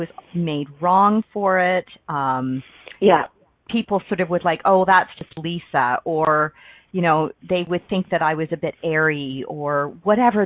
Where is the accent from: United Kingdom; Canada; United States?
Canada; Ontario; I grew up in Ontario, Canada, on the East Coast